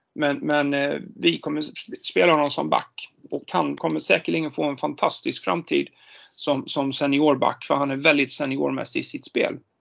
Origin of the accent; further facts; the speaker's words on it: Jönköping, Jönköping County, Sweden; now in Stockholm, Sweden; jag är ju född och uppvuxen i Jönköping